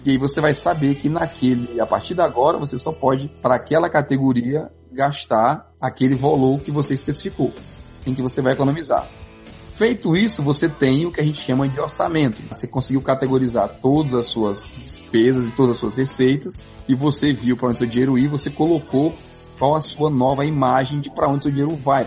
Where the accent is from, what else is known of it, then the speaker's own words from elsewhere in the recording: Barbacena, Minas Gerais, Brazil; moved away; Meu pai me ensinou quando eu era criança pequena lá em Barbacena